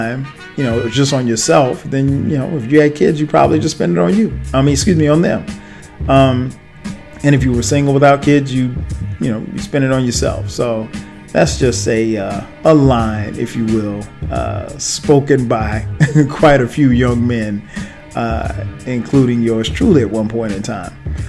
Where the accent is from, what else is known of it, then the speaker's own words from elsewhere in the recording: South Carolina, United States; now in Atlanta, United States; with me living in Atlanta, he still lives in my hometown in South Carolina